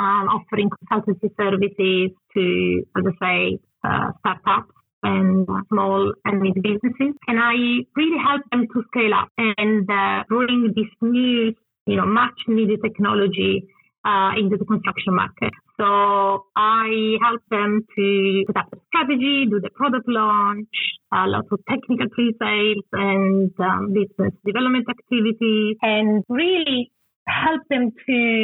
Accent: Turin, Piedmont, Italy; English is a second language; moved away as an adult; also born or lived in London, United Kingdom; Probably understand my accent. I'm originally from Italy.

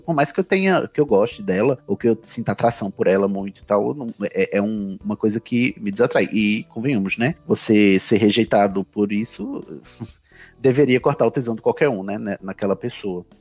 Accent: Campina Grande, Paraíba, Brazil; moro na Paraíba, né? Sou de Campina Grande, paraibano.

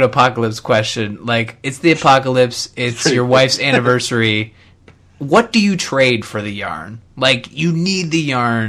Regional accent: Canada; I am Canadian

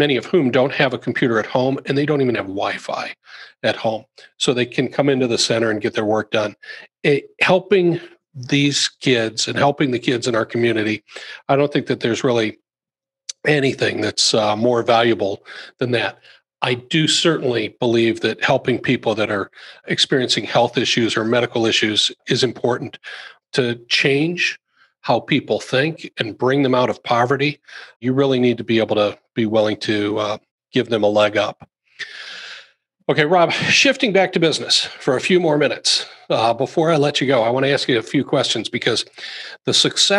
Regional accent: Iowa, United States; I grew up in Iowa

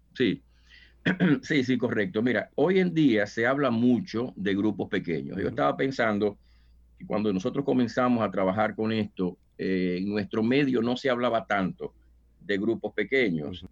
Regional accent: Dominican Republic; moved away as an adult; now in New York, United States; en República Dominicana, de donde soy oriundo

